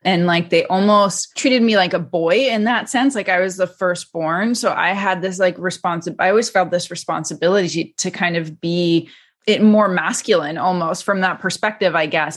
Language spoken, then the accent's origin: English; Canada; now in United States; I was born and raised in Canada